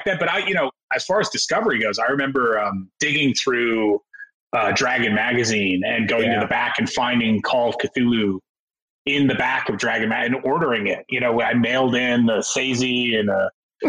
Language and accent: English; New York, United States; I grew up in New York